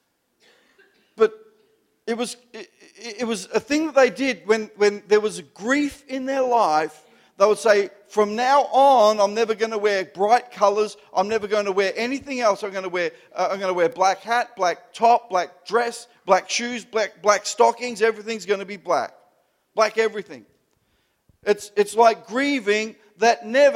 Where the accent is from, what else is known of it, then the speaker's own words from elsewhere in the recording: Melbourne, Victoria, Australia; I grew up in the Italian culture. I'm an Italian Melbourne Italian